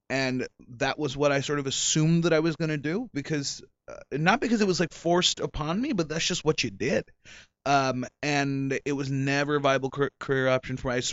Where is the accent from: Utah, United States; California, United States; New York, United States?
California, United States; Silicon Valley; now in Los Angeles, United States; I grew up in Silicon Valley, so uh, and it was during the '90s. It was during the tech boom